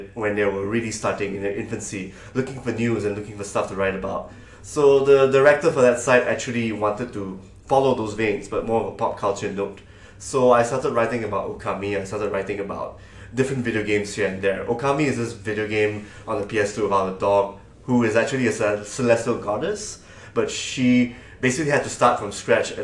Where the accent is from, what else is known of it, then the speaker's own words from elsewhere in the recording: Malaysia; moved away as an adult; now in Singapore; I am from Malaysia, and I worked in Singapore for like the past 9